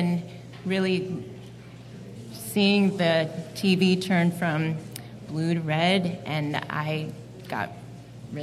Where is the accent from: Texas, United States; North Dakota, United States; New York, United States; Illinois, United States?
Illinois, United States; Chicago; also born or lived in Matteson, Illinois / Andersonville, Chicago; I was born in South Chicago